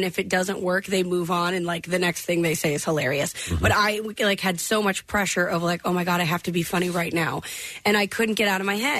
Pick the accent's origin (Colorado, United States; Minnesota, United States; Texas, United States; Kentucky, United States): Texas, United States; I mean, when I started out growing up in Texas, there's always that little bit of country that you run into no matter where you are in Texas.